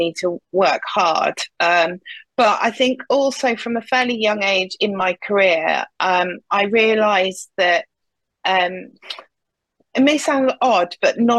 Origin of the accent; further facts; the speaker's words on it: Nottingham, East Midlands, United Kingdom; a company called InterAlliance was starting up in Nottingham, which is my hometown.